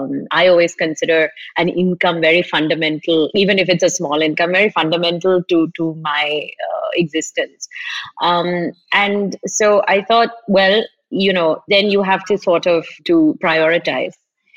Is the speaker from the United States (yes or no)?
no; Kerala, India; also born or lived in Middle East; So I am from Kerala, but I didn't grow up here. I grew up like a lot of Keralites in the Middle East.